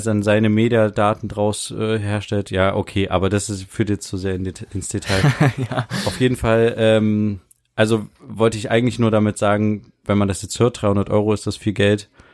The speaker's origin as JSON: {"language": "German", "country": "Germany", "said": "wir als Deutsche"}